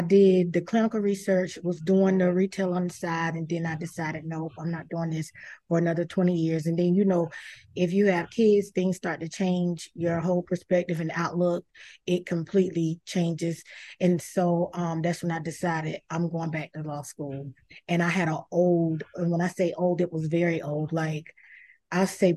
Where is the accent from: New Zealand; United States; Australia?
United States; South Carolina; now in Florida, United States; I'm originally from South Carolina